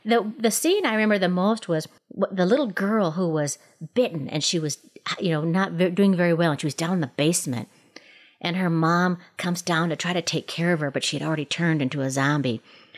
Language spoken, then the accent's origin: English; Minneapolis, Minnesota, United States; Where I grew up in Minneapolis with my two brothers and my little sister and our mother.